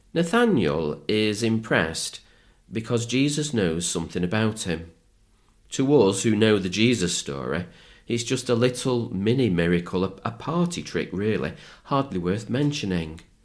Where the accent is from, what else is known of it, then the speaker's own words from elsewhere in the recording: Manchester, North West England, United Kingdom; when I was growing up in Manchester